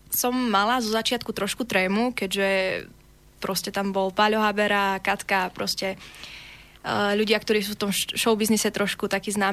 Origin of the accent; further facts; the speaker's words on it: Slovakia; keď som mala 9 rokov, som bola v tom talente Havířove, ja som tam prišla, teda ako Slovenka